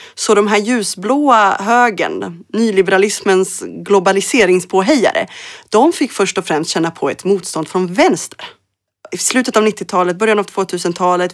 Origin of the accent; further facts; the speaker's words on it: Örebro, Örebro County, Sweden; also born or lived in Mostar, Bosnia and Herzegovina / Berlin, Germany; min hemstad i Örebro, i Närke, där jag växte upp